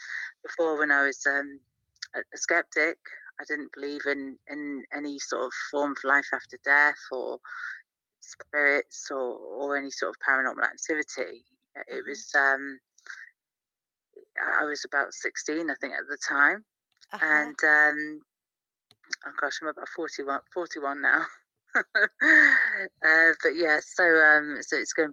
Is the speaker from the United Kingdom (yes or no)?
yes; Cornwall, South West England, United Kingdom; now in Cheshire, United Kingdom; I'm based in Cheshire currently. I was raised in Cornwall, the southwest of the United Kingdom